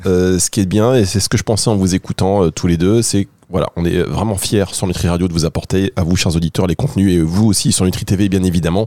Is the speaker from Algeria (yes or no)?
no; Dunkirk, Hauts-de-France, France; j'ai grandi euh, à Dunkerque